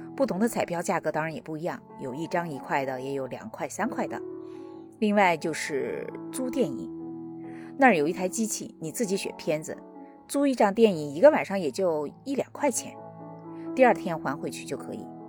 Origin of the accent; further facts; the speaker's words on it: China; now in United States; 在中国，至少在我老家哈